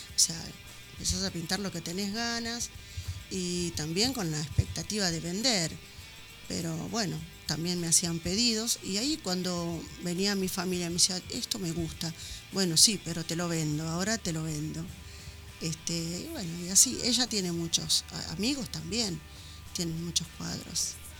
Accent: Buenos Aires, Argentina; also born or lived in San Juan, Argentina; había venido muy chica a vivir con ellos acá a Buenos Aires, porque en realidad nací en San Juan

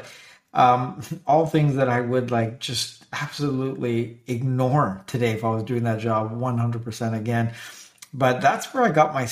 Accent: Canada; I'm Canadian

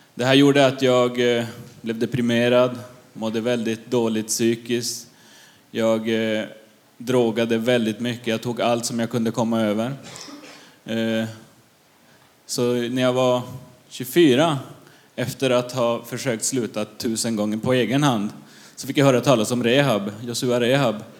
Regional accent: Luleå, Norrbotten County, Sweden; now in Gamleby, Sweden; Jag är uppvuxen i Luleå

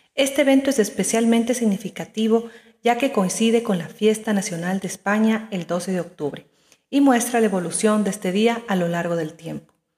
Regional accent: Ecuador; moved away as an adult; now in Madrid, Spain; Soy ecuatoriana y hace apenas un mes que mi familia y yo nos establecimos en esta maravillosa ciudad.

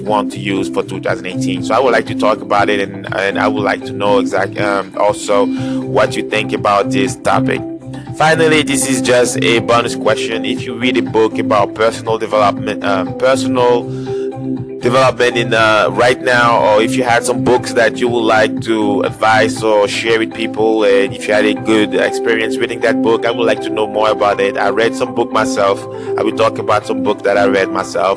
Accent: Cameroon; my home country, Cameroon

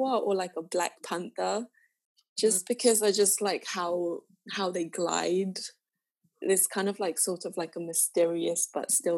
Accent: Zambia; I'm from Zambia

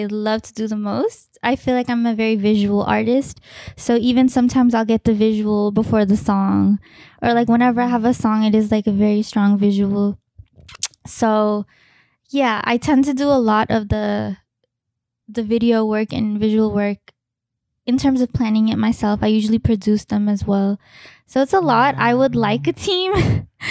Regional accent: Richmond, California, United States; also born or lived in Fiji; I grew up in Richmond, California

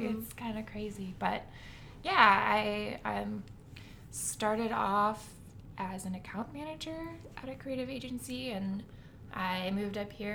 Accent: Columbus, Ohio, United States; moved away as an adult; now in Cleveland, United States; I am originally from Columbus

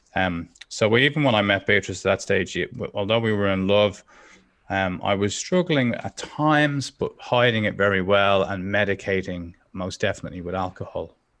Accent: Dublin, Leinster, Ireland; I grew up in Dublin

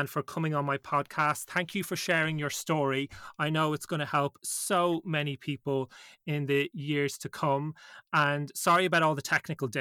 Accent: Ireland; as an Irish man myself

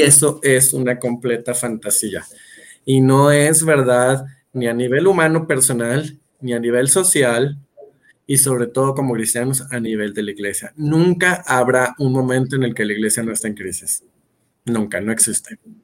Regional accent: Monterrey, Nuevo León, Mexico; moved away as an adult; now in Mexico City, Mexico; vivo entonces en la Ciudad de México, aunque soy originario de Monterrey

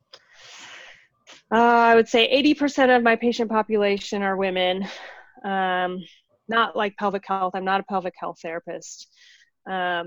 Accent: Illinois, United States; moved away as an adult; also born or lived in St. Louis, Missouri; now in Seattle, United States; I grew up in Illinois.

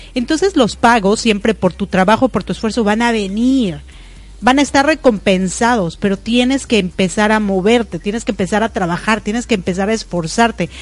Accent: Mexico; now in United States; yo nací en México y vivo en Estados Unidos

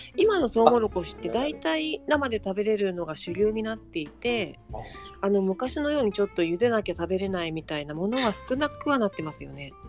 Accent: Saitama, Japan; also born or lived in Nagano; now in Shiojiri, Japan; 埼玉出身

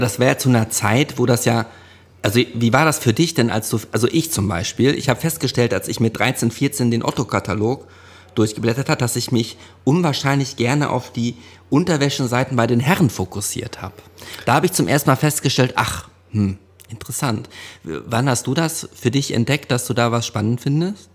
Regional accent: Hövelhof, North Rhine-Westphalia, Germany; wir bei uns in Hövelhof, da gab's ein Hallenbad

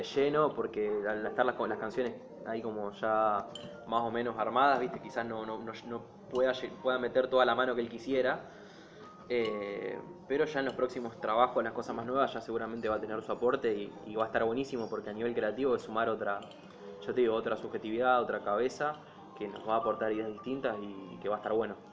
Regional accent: Rosario, Santa Fe, Argentina; nosotros que somos de Rosario

